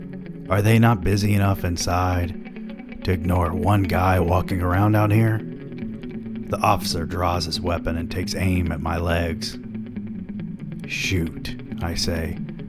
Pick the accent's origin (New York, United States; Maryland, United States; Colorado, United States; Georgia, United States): Georgia, United States; Atlanta; I'm from Atlanta, and just noticed this really beautiful distillery.